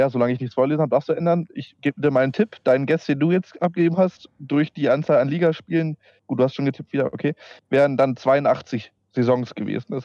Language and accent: German; Peine, Lower Saxony, Germany; ich komme aus Peine und wie gesagt, ich komme aus Peine, Alter.